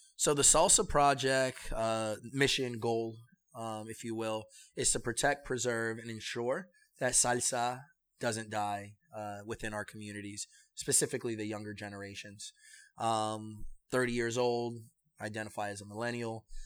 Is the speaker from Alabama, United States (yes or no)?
no; New York City, New York, United States; also born or lived in Manhattan / Kissimmee, Florida; when I turned nine, we came back to New York and we came to the Bronx.